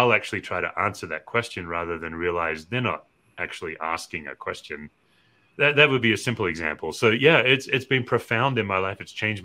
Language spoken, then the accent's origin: English; Australia; I'm an Australian